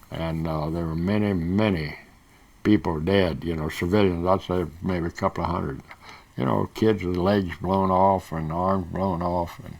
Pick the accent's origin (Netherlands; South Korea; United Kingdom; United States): South Korea; born there; I was born in Korea. My father was a missionary there